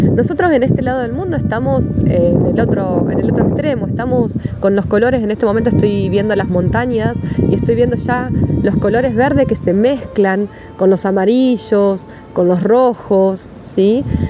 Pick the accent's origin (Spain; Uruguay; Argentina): Argentina; moved away as an adult; now in Turin, Italy; la ciudad en la que elegí venir a vivir cuando salí de Argentina, que es Torino